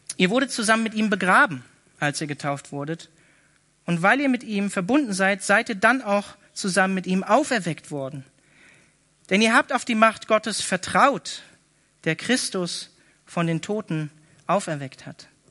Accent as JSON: {"language": "German", "region": "Northern Germany", "country": "Germany", "moved": "yes", "said": "ich komme eigentlich aus Norddeutschland"}